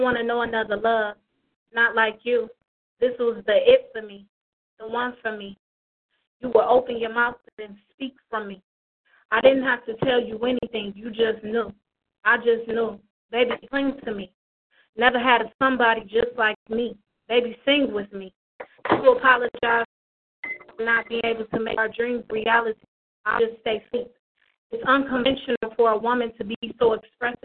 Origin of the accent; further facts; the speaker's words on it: Detroit, Michigan, United States; also born or lived in Toledo, Ohio; I'm from Detroit, but I'm repping Toledo, too.